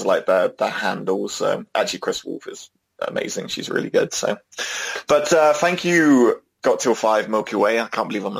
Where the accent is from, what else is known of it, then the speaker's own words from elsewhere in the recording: Netherlands; Alistair Black, because he oozes cool, and we're both from the Netherlands.